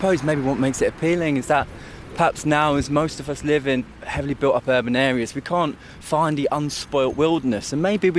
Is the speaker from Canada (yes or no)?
no; London, United Kingdom; I'm somebody from London